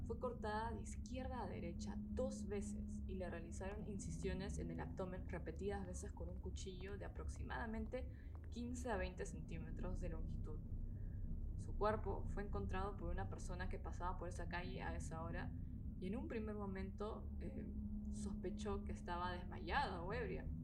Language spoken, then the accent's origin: Spanish; Peru; moved away as an adult; now in Germany; soy de Perú, tengo 26 y vivo desde hace un tiempo en Alemania